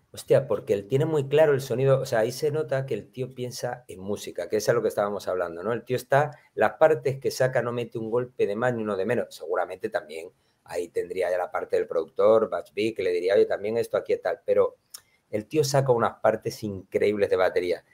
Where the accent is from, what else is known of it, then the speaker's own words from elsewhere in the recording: Málaga, Andalusia, Spain; yo soy malagueño, eh, eh, tengo mi sentimiento andaluz a tope